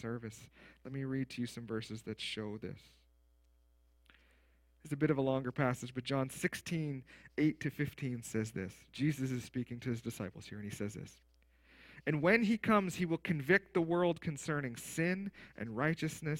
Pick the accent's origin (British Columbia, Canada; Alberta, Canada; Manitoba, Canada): Manitoba, Canada; Steinbach; I grew up in Steinbach, right, the Mennonite Mecca of the world